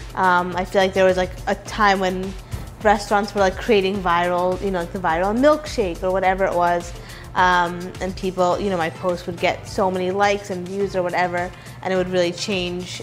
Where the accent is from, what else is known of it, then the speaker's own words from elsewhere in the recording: New York City, New York, United States; also born or lived in Hartford, Connecticut; I'm from New York City. I was born and raised here in Midtown East